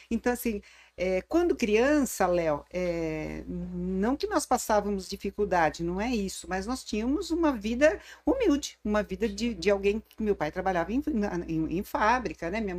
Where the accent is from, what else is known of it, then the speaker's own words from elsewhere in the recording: Santo André, São Paulo, Brazil; Nasci em Santo André já há bastante